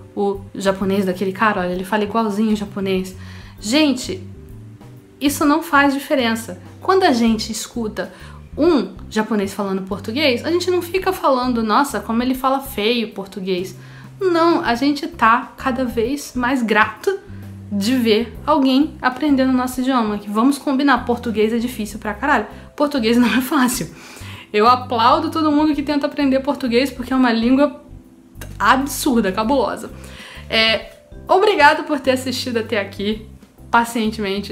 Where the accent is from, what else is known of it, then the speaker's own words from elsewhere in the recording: Rio de Janeiro, Brazil; A gente aqui do Rio de Janeiro fala de um jeito